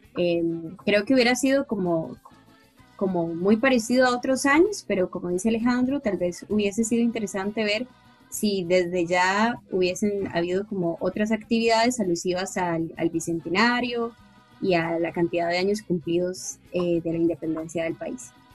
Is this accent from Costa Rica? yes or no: yes; Coronado, San José, Costa Rica; yo soy de Coronado